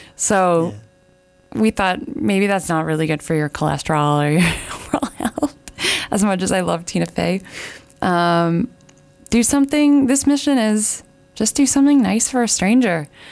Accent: Canada; as a Canadian

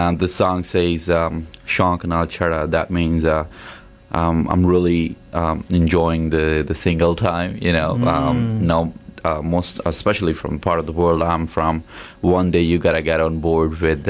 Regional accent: Jalandhar, Punjab, India; English is a second language; moved away as an adult; now in Hamilton, Canada; I started my degree in Bachelor's of Business Administration in DAV College, Jalandhar. That's my hometown.

